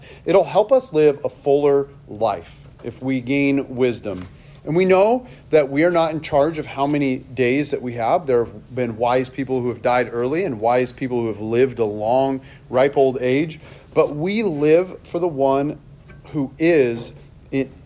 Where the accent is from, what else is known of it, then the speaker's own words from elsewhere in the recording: Seattle, Washington, United States; I grew up in Seattle